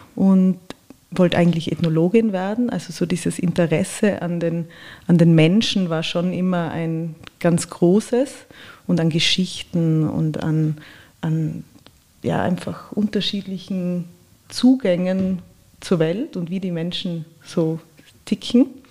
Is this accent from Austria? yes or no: yes; Innsbruck, Tyrol, Austria; moved away as an adult; also born or lived in Vienna; ich bin in Innsbruck aufgewachsen